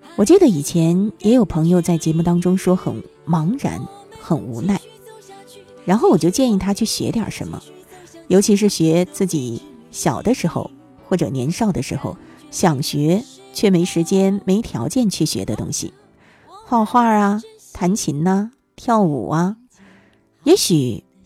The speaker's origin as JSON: {"language": "Chinese", "region": "Northeast China", "country": "China", "said": "我也是东北人"}